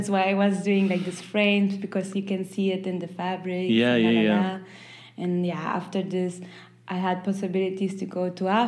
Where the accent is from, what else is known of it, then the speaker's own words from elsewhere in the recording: Peru; also born or lived in Chile / Germany; I am from Peru and Chile, but I was born in Germany, so I didn't have this connection to, I don't know how to say it, but yeah, it was like, okay, I'm from there